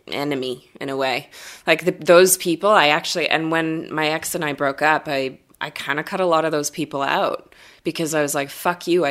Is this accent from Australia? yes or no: no; Canada; as a Canadian, I'm also not like a proud Canadian